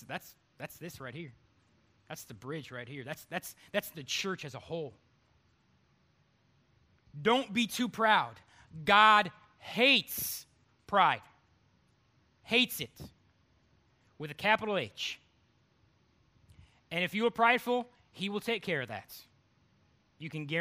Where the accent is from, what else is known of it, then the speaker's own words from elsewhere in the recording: Cleveland, Ohio, United States; moved away as an adult; also born or lived in Texas; now in North Carolina, United States; I'm from Cleveland, Ohio.